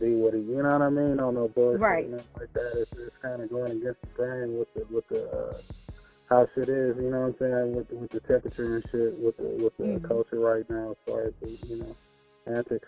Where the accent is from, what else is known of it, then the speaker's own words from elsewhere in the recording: Los Angeles, California, United States; Los Angeles, California, born and raised